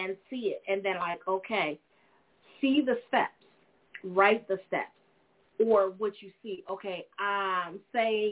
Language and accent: English; United States; I'm actually just born here in America, ladies and gentlemen. I am. I am an American.